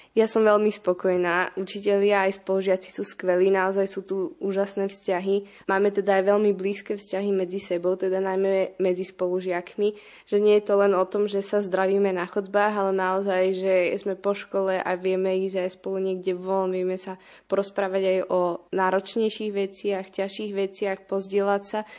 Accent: Bratislava, Bratislava Region, Slovakia; Pochádzam tu z Bratislavy.

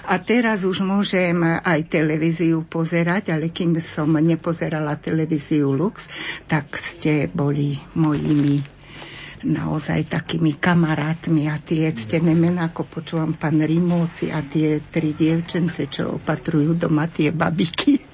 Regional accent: Zvolen, Banská Bystrica Region, Slovakia; Dobrý deň, ja som zozvolená.

